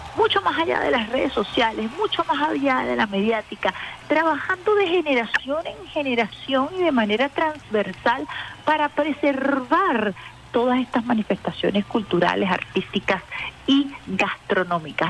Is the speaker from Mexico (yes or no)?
no; Venezuela; de lo que nos identifica como venezolanos